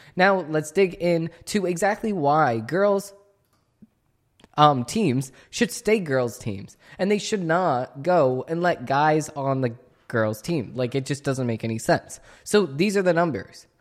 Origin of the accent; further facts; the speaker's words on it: Boston, Massachusetts, United States; accent: Boston; my Boston accent's coming out